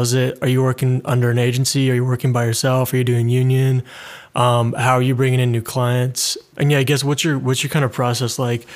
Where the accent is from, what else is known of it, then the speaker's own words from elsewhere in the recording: Canada; moved away as an adult; now in London, United Kingdom; I'm Canadian, but I moved to London in the U K